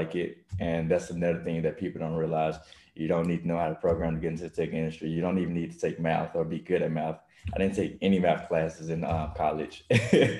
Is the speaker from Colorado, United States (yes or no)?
no; Mississippi, United States; moved away as an adult; now in Texas, United States